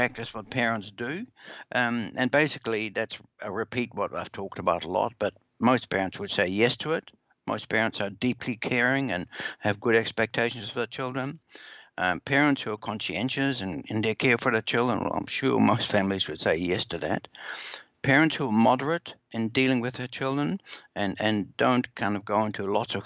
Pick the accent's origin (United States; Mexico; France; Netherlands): Netherlands; now in New Zealand; I'm originally from the Netherlands, so I go back there a lot.